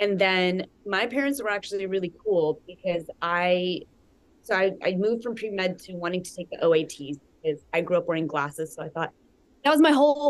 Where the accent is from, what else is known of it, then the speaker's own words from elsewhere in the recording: North Carolina, United States; moved away as an adult; I grew up in North Carolina.